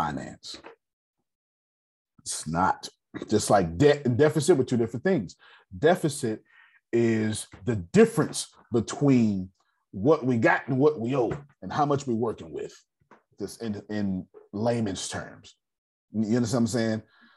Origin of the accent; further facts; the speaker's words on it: United States; I'm American